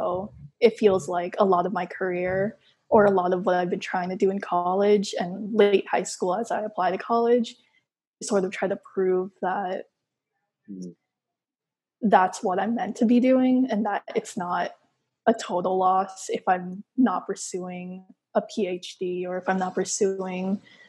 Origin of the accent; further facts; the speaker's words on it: Philippines; I mean, we're Filipino, so we're like, we're going to have rice anyway.